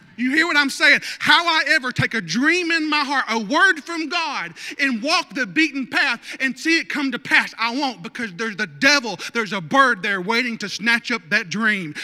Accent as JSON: {"language": "English", "region": "North Arkansas", "country": "United States", "tie": "born or raised there", "said": "I grew up in North Arkansas"}